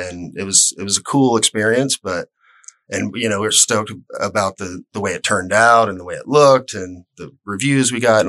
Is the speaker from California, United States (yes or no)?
no; Atlanta, Georgia, United States; moved away as an adult; also born or lived in Cherokee County, Georgia; now in Tampa area, United States; Opening for … when I was a kid growing up in Atlanta.